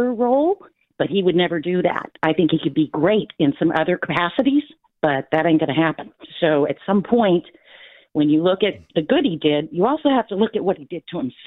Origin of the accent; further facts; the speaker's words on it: Florida, United States; moved away; I'm from Florida